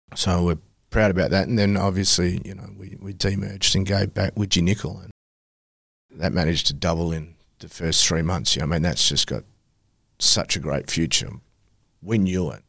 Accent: Kalgoorlie, Western Australia, Australia; loved growing up in Kalgoorlie

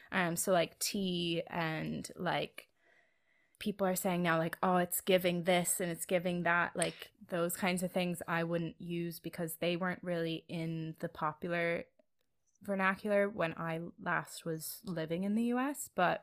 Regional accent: Philadelphia, Pennsylvania, United States; Very, very exclusively and specifically Philadelphia. As far as kind of my hometown, I don't think we have like our specific way of inflecting.

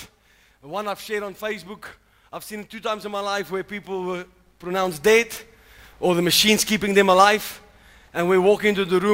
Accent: South Africa; now in United States; I'm actually from South Africa.

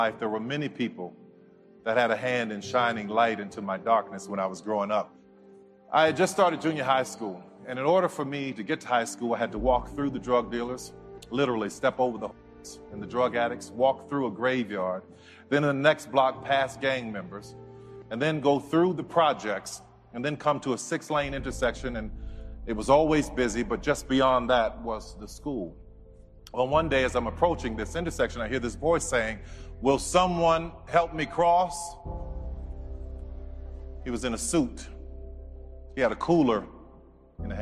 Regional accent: New Orleans, Louisiana, United States; I grew up in New Orleans

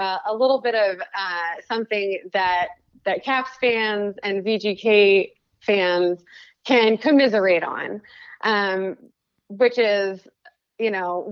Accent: Chicago, Illinois, United States; now in Las Vegas, United States; I grew up in Chicago. I moved here 18 years ago

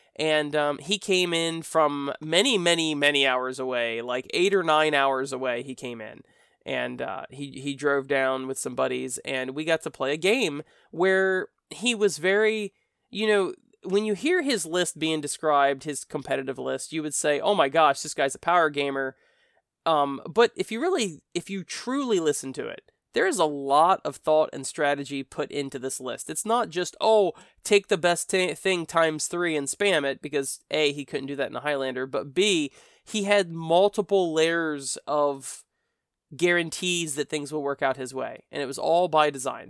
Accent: United States; accent: American; my American accent

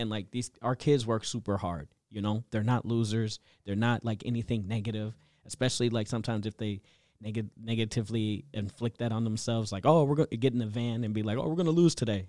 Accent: Minneapolis, Minnesota, United States; I grew up in Southside, Minneapolis

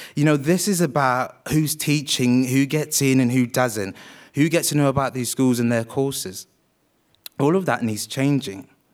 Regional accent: Wales, United Kingdom; also born or lived in Uganda; I was born in Uganda and raised in Wales

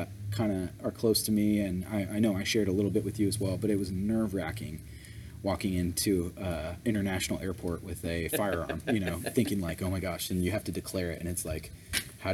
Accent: California, United States; we're from California

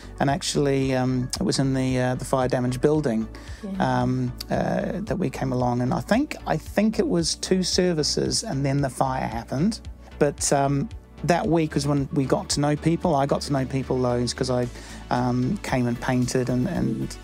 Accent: New Zealand; accent: New Zealander; moved away as an adult; now in United Kingdom; I still sound like a New Zealander

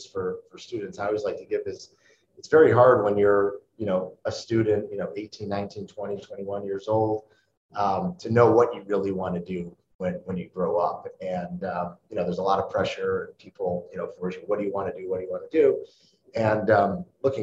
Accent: Cleveland, Ohio, United States; moved away as an adult; also born or lived in Oxford, Ohio; now in New York, United States; the neighborhood where we grew up in Cleveland, Ohio

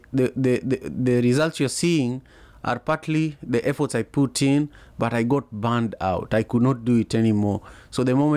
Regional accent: Kisumu, Kisumu County, Kenya; now in Seattle, United States; my hometown for the longest time, Kisumu

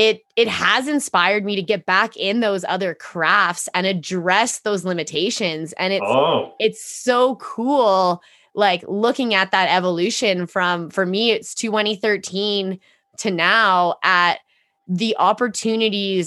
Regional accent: Edmonton, Alberta, Canada; born and raised in Edmonton, Alberta.

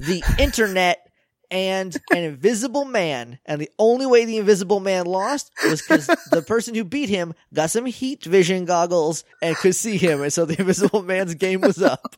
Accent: New Hampshire, United States; now in Texas, United States; I'm from New Hampshire, so, like, I can understand the weird northern slang

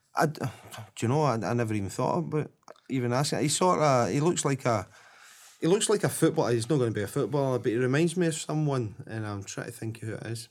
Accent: Glasgow, Scotland, United Kingdom; I was from Drumchapel

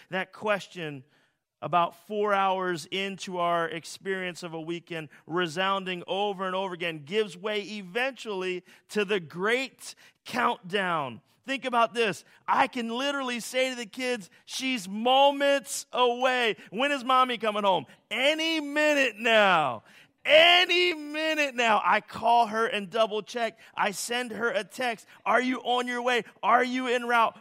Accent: Philadelphia, Pennsylvania, United States; As a Philadelphian

